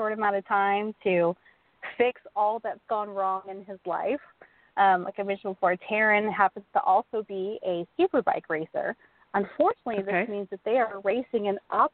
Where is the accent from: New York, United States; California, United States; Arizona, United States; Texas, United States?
Texas, United States; being a Texan